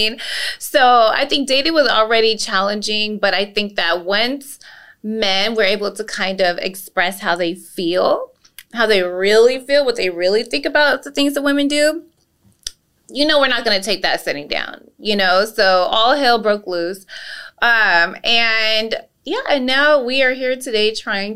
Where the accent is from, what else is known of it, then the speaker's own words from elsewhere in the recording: Los Angeles, California, United States; now in Georgia, United States; I am an LA native